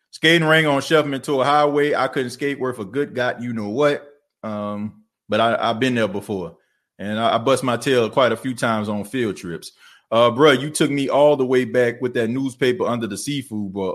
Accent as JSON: {"language": "English", "town": "New Orleans", "region": "Louisiana", "country": "United States", "tie": "born or raised there", "also_born_or_lived": "Jackson, Mississippi", "moved": "yes", "said": "I was born and raised in New Orleans, man. I grew up in the Ninth Ward"}